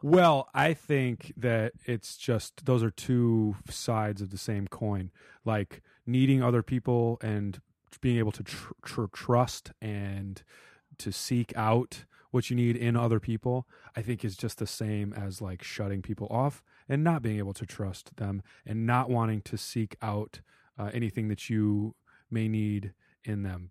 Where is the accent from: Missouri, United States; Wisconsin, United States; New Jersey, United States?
Wisconsin, United States; Madison; moved away; we're from Madison